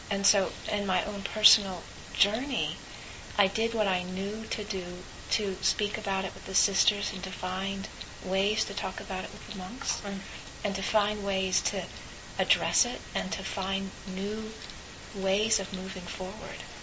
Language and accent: English; California, United States; as a a, a person growing up in California